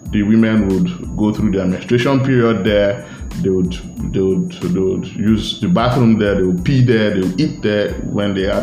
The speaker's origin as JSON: {"language": "English", "town": "Asaba", "region": "Delta", "country": "Nigeria", "said": "I'm from Asaba, and a lot of times you would hear, you would never hear that an Asaba man."}